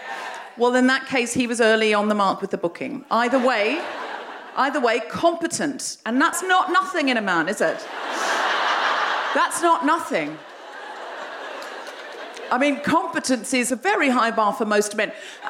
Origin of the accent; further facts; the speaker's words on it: Australia; I'm Australian. Women who are from countries far away where there's some kind of illusion of democracy, we do have more confidence.